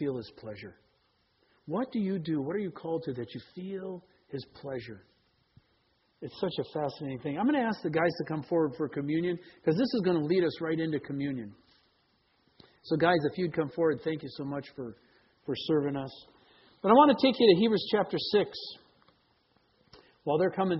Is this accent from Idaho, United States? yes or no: no; Green Bay, Wisconsin, United States; now in Seattle, United States; I grew up in Green Bay